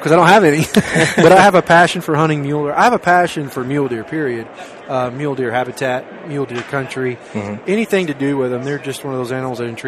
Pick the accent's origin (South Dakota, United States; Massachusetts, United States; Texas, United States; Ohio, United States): Texas, United States; Longview; moved away as an adult; also born or lived in Houston, Texas / Colorado; I was born in Longview, Texas, 1970